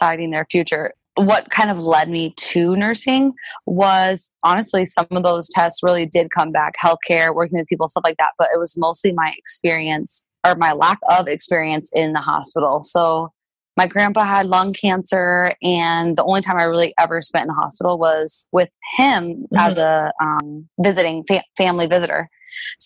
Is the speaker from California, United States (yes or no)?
no; South Dakota, United States; I'm from South Dakota